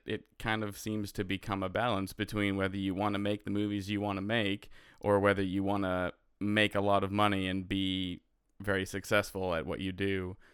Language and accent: English; Canada; I'm a Canadian filmmaker who understands the struggles of being a Canadian filmmaker